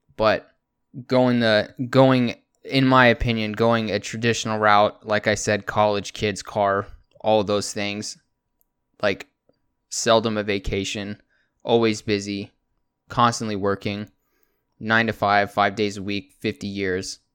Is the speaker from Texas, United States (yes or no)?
yes; Texas, United States; also born or lived in California / San Antonio, Texas / Pflugerville, Texas / Anderson Mill, Texas; I was born in California, then about two or three months into me being there, um, I got flown over to Texas, and I've been here ever since